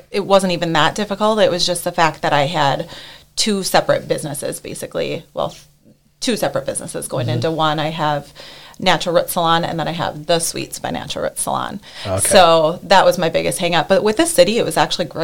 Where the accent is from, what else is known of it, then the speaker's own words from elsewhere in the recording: Fergus Falls, Minnesota, United States; moved away as an adult; also born or lived in Eden Valley, Minnesota / St. Cloud, Minnesota; I am from Fergus Falls, Minnesota. My parents growing up, they owned, it was Tires Plus